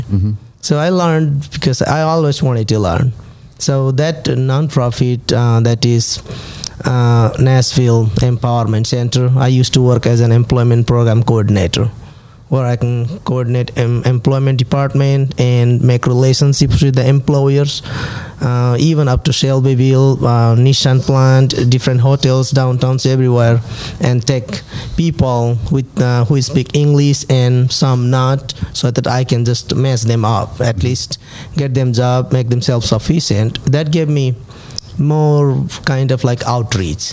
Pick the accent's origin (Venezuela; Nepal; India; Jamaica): Nepal; moved away as an adult; also born or lived in Bhutan; now in United States; I was born in Bhutan, it's a small country as well. And then in childhood, we were flight to Nepal. Then we just spent over 20 years where I started my school in the refugee camp, grew up there